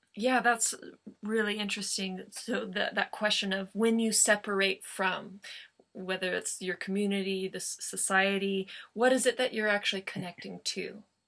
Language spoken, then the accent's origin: English; Joshua Tree, California, United States; Joshua Tree my hometown